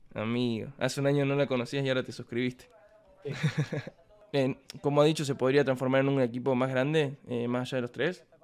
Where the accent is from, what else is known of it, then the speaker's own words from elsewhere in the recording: Córdoba, Argentina; yo soy de Córdoba